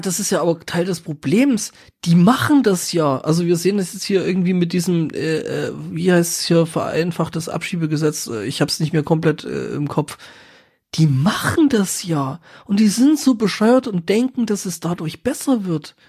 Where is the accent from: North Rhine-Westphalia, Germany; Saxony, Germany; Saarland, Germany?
Saxony, Germany; ich komme ja aus Sachsen